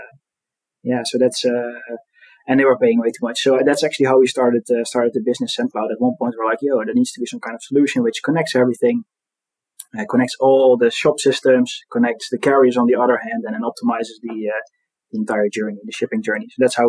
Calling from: Eindhoven, North Brabant, Netherlands; I'm calling in from Eindhoven

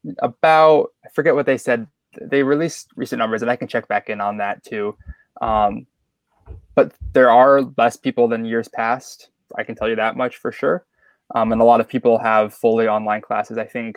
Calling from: Bloomington, Indiana, United States; I'm calling from Bloomington, Indiana. If you don't know where Bloomington is, it's about an hour and a half south of Indianapolis.

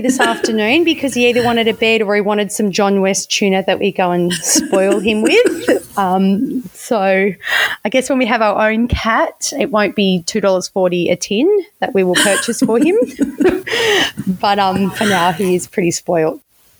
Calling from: Western Australia, Australia; I'm joining you from Whadjuk country.

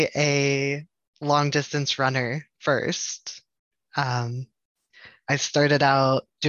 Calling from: Pittsburgh, Pennsylvania, United States; I am in Pittsburgh, PA.

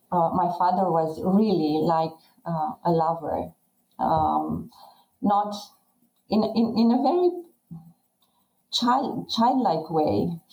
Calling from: southern Romania, Romania; Romania, Eastern Europe, and is the southern part of Romania, 100 kilometers away from our capital, Bucharest.

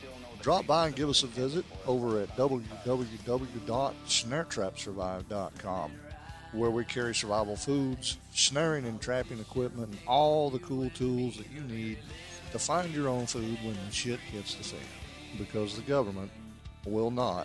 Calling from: Tennessee, United States; but I am podcasting here from East Tennessee, and we have a lot of rain coming down

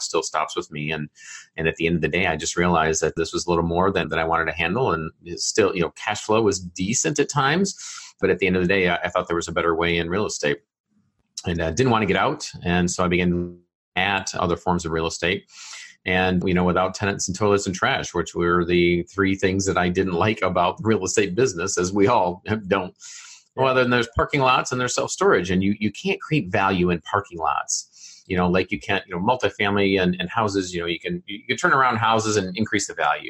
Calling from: Fishers, Indiana, United States; Yeah, home is Fishers, Indiana, which is a suburb of Indianapolis, up on the northeast side of Indianapolis.

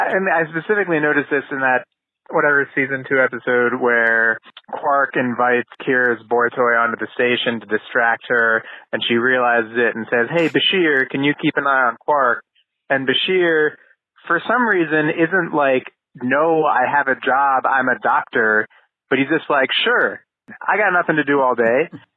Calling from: Philadelphia, Pennsylvania, United States; I'm a listener from the Philadelphia area.

